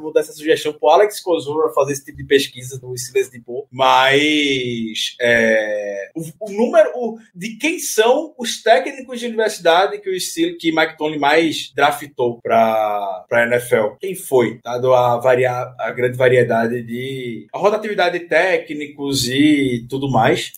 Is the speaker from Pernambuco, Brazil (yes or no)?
yes; Recife, Pernambuco, Brazil; minha terra, para Recife